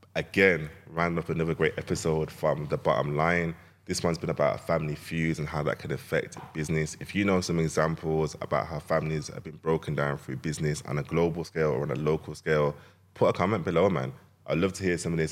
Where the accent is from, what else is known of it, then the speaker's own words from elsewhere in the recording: Jamaica; I'm Jamaican.